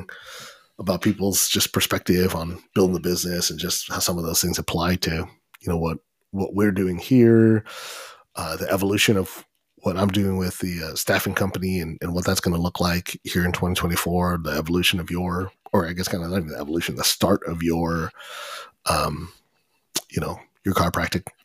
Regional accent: Corona, California, United States; We're from Corona

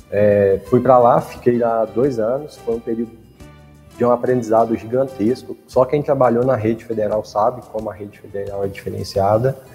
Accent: Ribeira, Minas Gerais, Brazil; Eu sou natural de, de Ribeira, como você colocou aí, que é uma cidadezinha no interior de Minas, ela tem em torno de 10, 12 mil habitantes, mas eu morava era na zona rural lá.

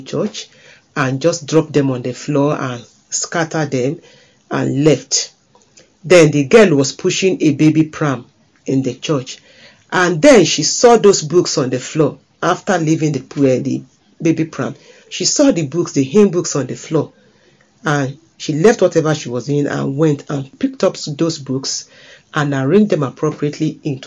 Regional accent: Nigeria; as a girl growing up in Nigeria, West Africa

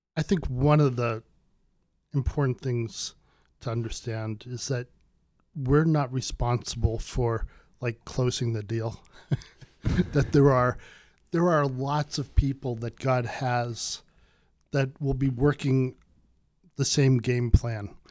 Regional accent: United States; I'm from America

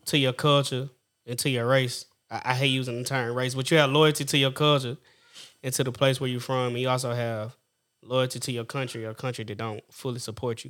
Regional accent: Orangevale, California, United States; I grew up in Orange Vine, between Orange Vine and what have you

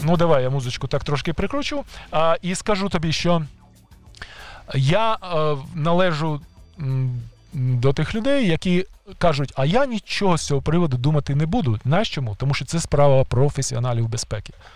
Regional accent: Kyiv, Ukraine; ті кияни, які народилися в Києві колись давно, як я

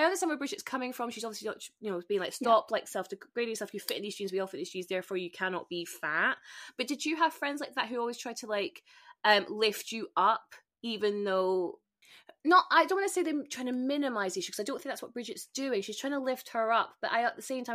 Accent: Spain; I grew up in Spain, and Zara was a really big thing in Spain

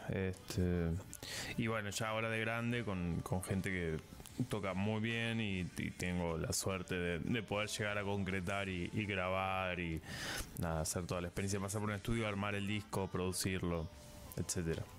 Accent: Sierras Chicas, Córdoba, Argentina; now in Córdoba, Argentina; vivo en la ciudad de Córdoba, soy originalmente de Sierras Chicas

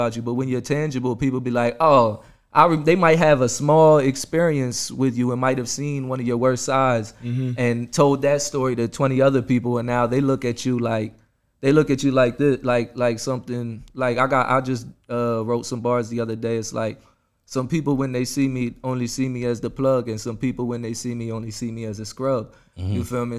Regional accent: Cumberland County, New Jersey, United States; we're coming from Cumberland County. It's the poorest county

